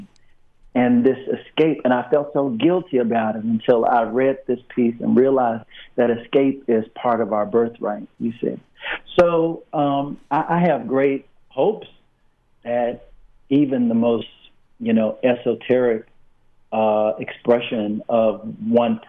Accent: the South, United States; I say this as a Southerner first and foremost

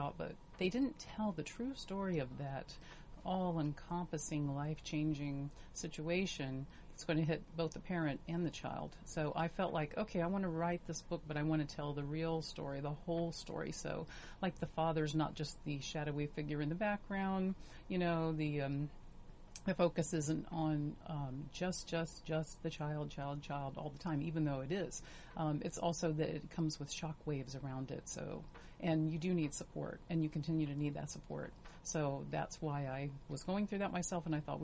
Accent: Virginia, United States; also born or lived in Los Angeles; now in Orange County, United States; I'm from Virginia, and I had lived in Los Angeles, but I moved here

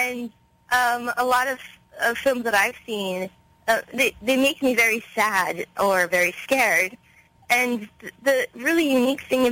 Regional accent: Los Angeles, California, United States; I was born and raised in Los Angeles

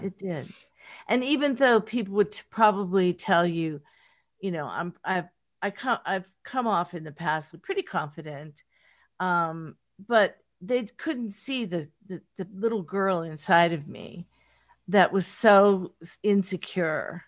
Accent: rural Pennsylvania, United States; accent: Pittsburgh; now in Los Angeles, United States; I'm from rural Pennsylvania, grew up in, on a farm

